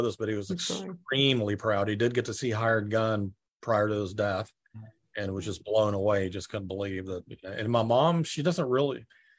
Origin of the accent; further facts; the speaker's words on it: Marietta, Georgia, United States; moved away as an adult; also born or lived in Spain / Lilburn, Georgia / San Rafael, California; now in Southern California, United States; I grew up in Marietta. First, I was born in Spain, believe it or not.